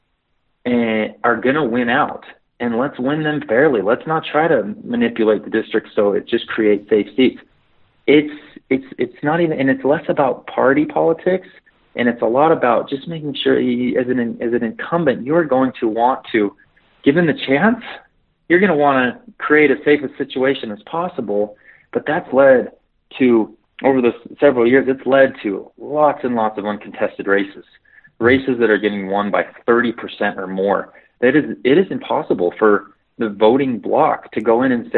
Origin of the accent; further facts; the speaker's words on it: Ogden, Utah, United States; I'm from Ogden. I'm Ogden